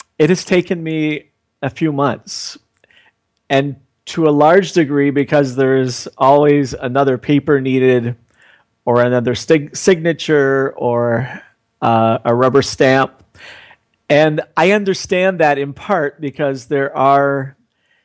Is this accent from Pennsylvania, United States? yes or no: yes; central Pennsylvania, United States; moved away as an adult; also born or lived in New York City; now in India; I grew up in a small town in central Pennsylvania, and then from there, over a period of years, ended up in New York City